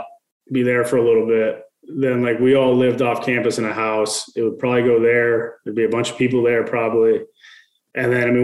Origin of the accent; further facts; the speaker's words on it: Midwest, United States; I'm from the Midwest